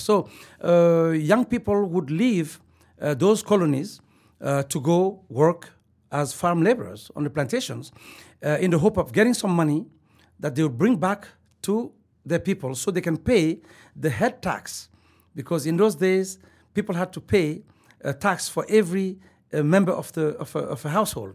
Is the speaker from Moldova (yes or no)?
no; Mali; moved away; also born or lived in Bamako / Joliba village / United States / South Africa; I was born in Mali, uh, West Africa